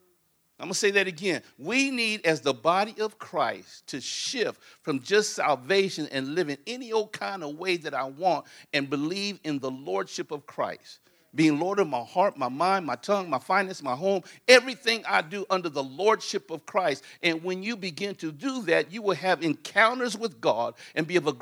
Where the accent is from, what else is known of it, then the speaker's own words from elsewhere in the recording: Compton, California, United States; also born or lived in Inglewood, California; We grew up in Compton and Inglewood, California